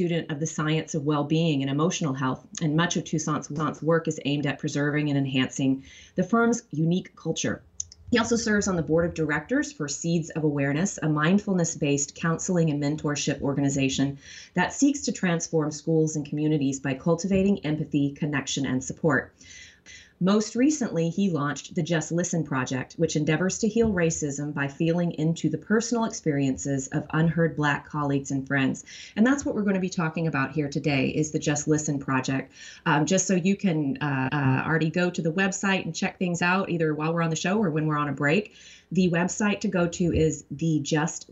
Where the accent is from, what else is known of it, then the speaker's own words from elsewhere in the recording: Tyler, Texas, United States; moved away; I grew up in Tyler, Texas